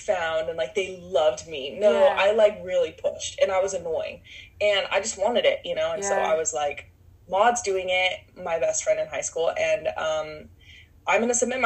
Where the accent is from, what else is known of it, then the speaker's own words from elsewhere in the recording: Utah, United States; moved away; also born or lived in Los Angeles / Miami / New York City; I grew up in Utah